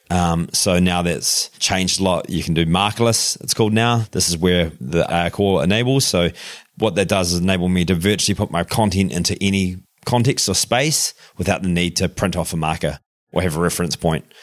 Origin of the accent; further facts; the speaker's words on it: Darfield, Canterbury, New Zealand; accent: New Zealand twang; moved away; I grew up on the farm there in just outside of Christchurch, a little place called Darfield.